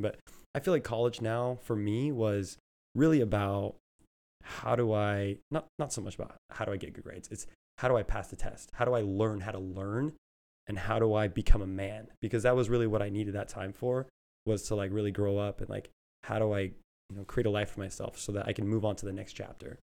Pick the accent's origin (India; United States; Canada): United States; Thornton, Colorado; moved away as an adult; also born or lived in Fort Collins, Colorado / Vail, Colorado / Fremont, California; now in Bay Area, United States; Born and raised in Thornton, Colorado